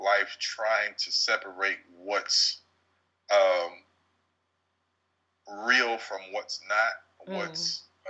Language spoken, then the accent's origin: English; Hope, United States; I'm from Hope. Y'all got to understand, I'm country and I'm a little hood.